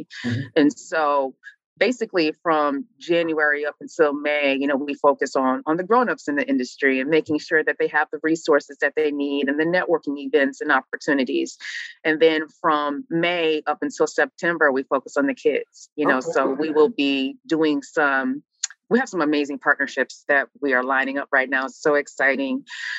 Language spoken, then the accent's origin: English; Midwest, United States; You know, I'm from the Midwest. So the racism in the South is a whole other ball game that I just had never experienced before.